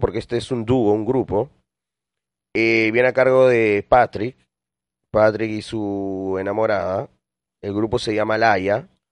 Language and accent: Spanish; Lima, Peru; now in Milan, Italy; yo soy de Villa El Salvador, en Lima